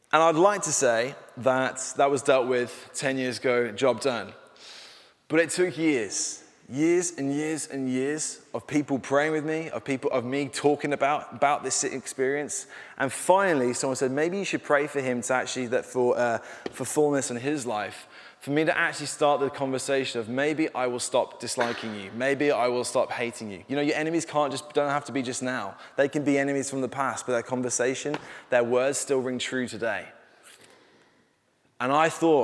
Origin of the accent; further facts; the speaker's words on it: Birmingham, West Midlands, United Kingdom; I went to school in Birmingham. I'm a Brummie for through and through